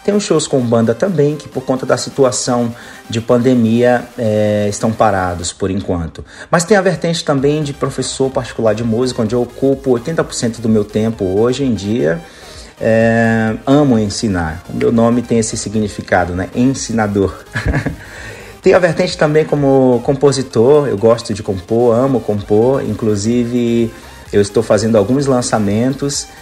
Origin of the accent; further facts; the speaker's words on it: Salvador, Bahia, Brazil; moved away as an adult; now in Italy; eu sou natural de Salvador, Bahia, onde eu comecei a minha carreira musical